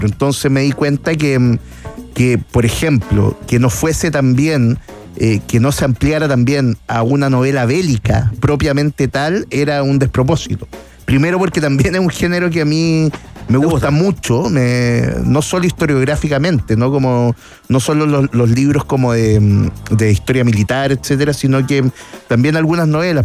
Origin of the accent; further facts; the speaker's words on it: Chile; como cualquier chileno